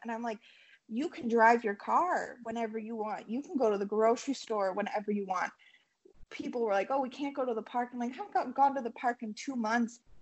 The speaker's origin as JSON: {"language": "English", "region": "Utah", "country": "United States", "moved": "as an adult", "lives_now": "Tirana, Albania", "said": "we're from Utah."}